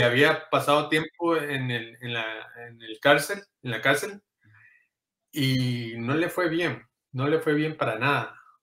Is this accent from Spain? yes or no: no; Inglewood, California, United States; also born or lived in Costa Rica; soy de acá, de Los Ángeles, California. Eh, eh, en realidad enfocado sería Inglewood, California.